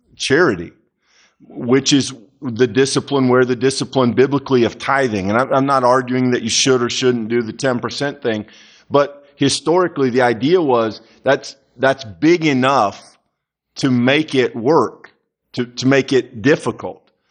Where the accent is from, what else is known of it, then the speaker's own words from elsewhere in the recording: United States; as Americans